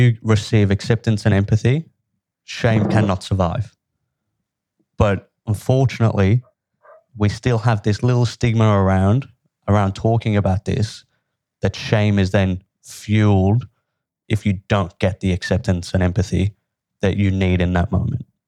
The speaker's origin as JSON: {"language": "English", "town": "Liverpool", "region": "North West England", "country": "United Kingdom", "tie": "born or raised there", "said": "where I grew up was a, a pretty tough place to grow, grow up. I'm from Liverpool, in England"}